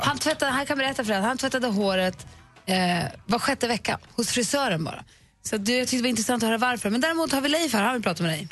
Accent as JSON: {"language": "Swedish", "town": "Luleå", "region": "Norrbotten County", "country": "Sweden", "tie": "born or raised there", "said": "På min ridskola, där jag red när jag var liten, på Luleå ridklubb"}